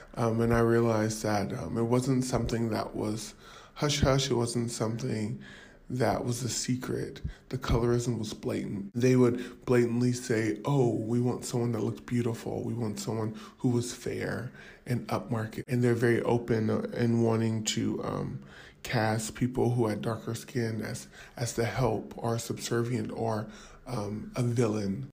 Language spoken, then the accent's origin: English; Southern California, United States; moved away as an adult; now in Mumbai, India; I'm from Southern California, but my wife and I moved to Mumbai about a year ago